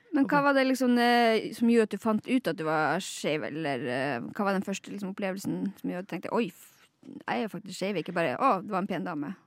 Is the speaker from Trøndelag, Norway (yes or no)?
no; Lakselv, Finnmark, Norway; jeg er fra Laksøy i Finnmark